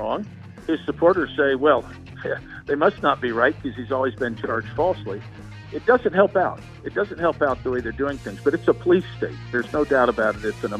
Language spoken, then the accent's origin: English; Indiana, United States; I come from Indiana.